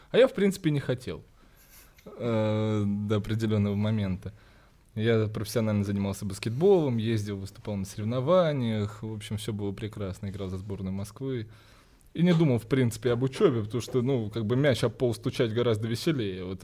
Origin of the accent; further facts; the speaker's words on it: Cyprus; born there; я вообще родился не в России. Я родился на Кипре, когда мои родители жили там.